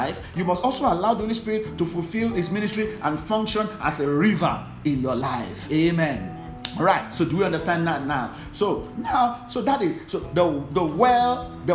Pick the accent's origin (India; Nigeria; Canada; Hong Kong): Nigeria; Ibadan, Oyo; During that period, I normally lived in Ibadan